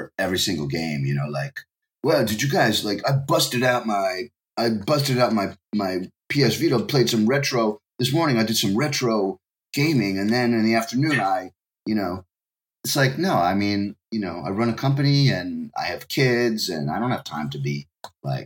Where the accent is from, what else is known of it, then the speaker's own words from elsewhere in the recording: New York, United States; accent: New York; moved away as an adult; now in Japan; My New York accent